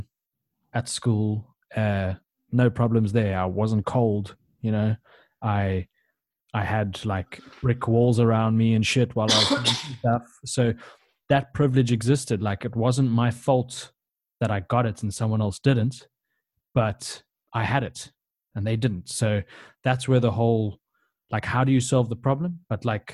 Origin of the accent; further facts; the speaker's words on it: South Africa; we're all South African